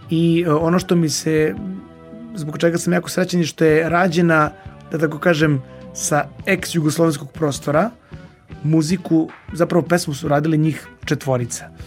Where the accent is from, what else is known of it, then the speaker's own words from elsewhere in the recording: Belgrade, Serbia; born there; rođen u Beogradu.